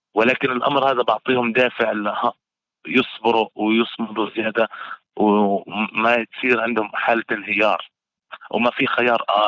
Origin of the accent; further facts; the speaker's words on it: Gaza, Gaza Strip, Palestine; وكمواطن فلسطيني كمان ان انا انقل صوره ايش اللي بيصير عندنا في غزه للعالم